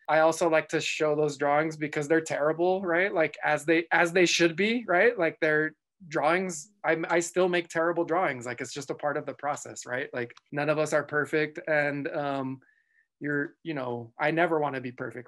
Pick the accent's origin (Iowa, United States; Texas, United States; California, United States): Texas, United States; El Paso; moved away; also born or lived in southern New Mexico; I grew up in El Paso, Texas, um, I was, I was, I was born in, uh, New Mexico, in southern New Mexico